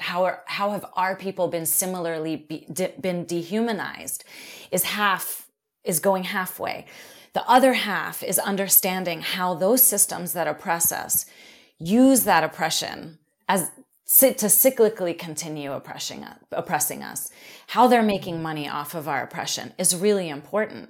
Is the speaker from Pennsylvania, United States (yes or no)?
yes; Philadelphia, Pennsylvania, United States; I grew up in Philly, um, I grew up in Black community